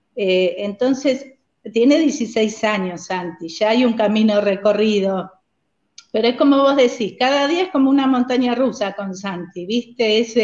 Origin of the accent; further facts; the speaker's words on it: San Antonio de Padua, Buenos Aires Province, Argentina; moved away as an adult; also born or lived in United States / Villa La Angostura; now in Trenque Lauquen, Argentina; somos de Buenos Aires, de San Antonio de Padua, de la zona oeste del conurbano.